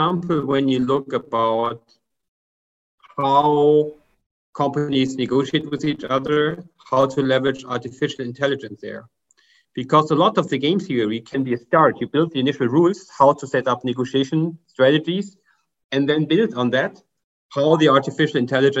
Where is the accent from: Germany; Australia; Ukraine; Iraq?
Germany; English is a second language; as you can hear by my accent, I'm from Germany.